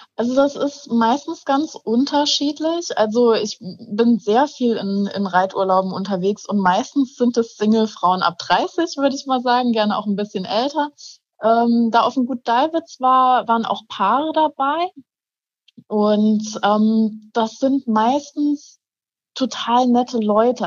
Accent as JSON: {"language": "German", "region": "Saarland", "country": "Germany", "said": "ich komme aus dem Saarland"}